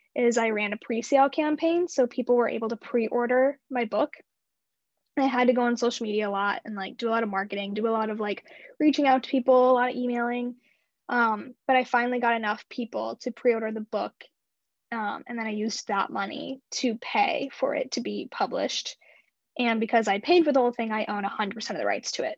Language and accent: English; Imperial, Missouri, United States; also born or lived in St. Louis, Missouri; I grew up in a super small town outside of St. Louis. It's called Imperial, Missouri